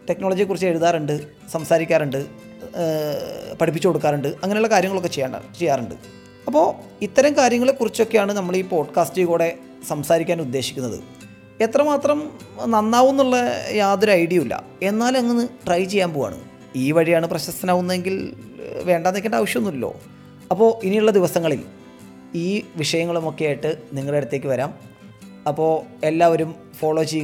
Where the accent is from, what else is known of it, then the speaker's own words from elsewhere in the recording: Thrissur, Kerala, India; ഞാനൊരു തൃശ്ശൂർക്കാരനാണ്